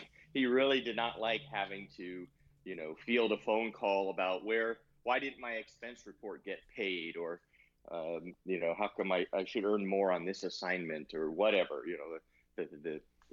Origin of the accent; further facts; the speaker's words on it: San Diego, California, United States; also born or lived in Los Angeles; I grew up in San Diego